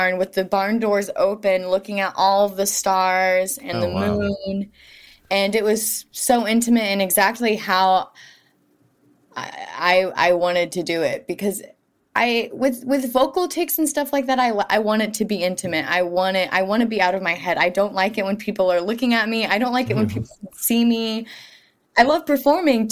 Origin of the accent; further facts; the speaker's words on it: rural Missouri, United States; moved away as an adult; also born or lived in Topeka, Kansas / Kansas City, Missouri; now in Brooklyn, United States; my hometown and my experience growing up in rural Missouri